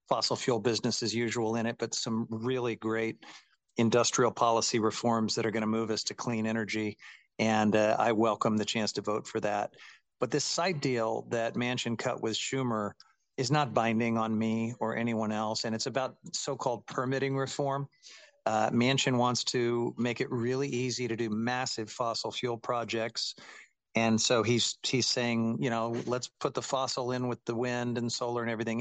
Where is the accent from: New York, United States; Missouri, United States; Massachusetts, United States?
Missouri, United States; Independence; moved away; I grew up in Independence, Missouri